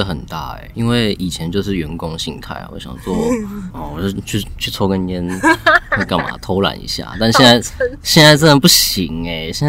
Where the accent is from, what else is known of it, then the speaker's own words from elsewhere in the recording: Shanghai, China; also born or lived in Taichung, Taiwan; 其实我是在上海长大的，因为我那时候家人都在那边工作，然后很小就过去这样子，是因为当兵回台湾工作才认识他的。